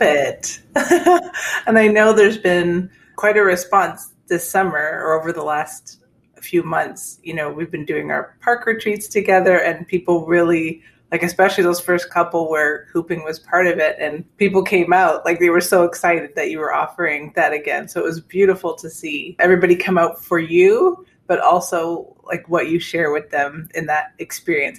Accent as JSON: {"language": "English", "country": "Canada", "said": "I'm a Canadian"}